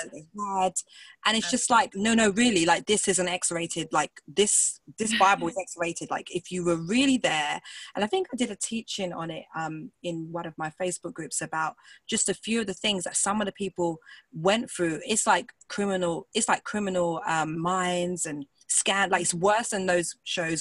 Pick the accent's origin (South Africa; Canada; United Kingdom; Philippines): United Kingdom; England; accent: British; I'm from England